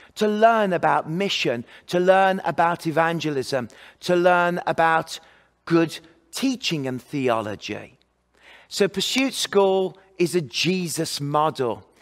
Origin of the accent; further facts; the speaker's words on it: England, United Kingdom; moved away; I'm from England